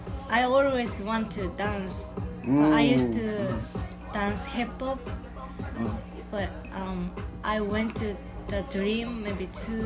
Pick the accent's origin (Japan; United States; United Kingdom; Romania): Japan; moved away as an adult; I've been here for 2 years. I'm from Japan.